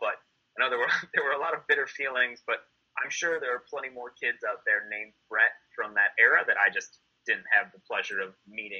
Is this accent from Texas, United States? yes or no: no; Wisconsin, United States; moved away as an adult; growing up in Wisconsin